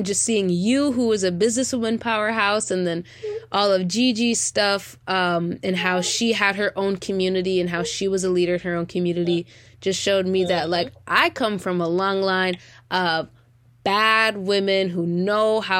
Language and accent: English; United States; being an American, growing up in America